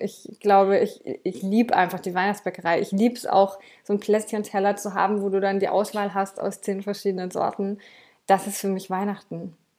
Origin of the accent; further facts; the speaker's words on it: Swabia, Baden-Württemberg, Germany; ich komme jetzt hier aus dem Schwabenländle und da isst man auch gern mal eine Butterbrezel